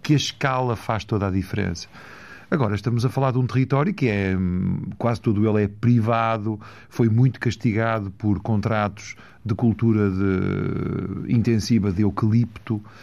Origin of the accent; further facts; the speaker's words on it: Valongo, Norte, Portugal; also born or lived in Porto; eu nasci no Porto, fui para Valongo, cresci em Valongo, as minhas raízes são do Marão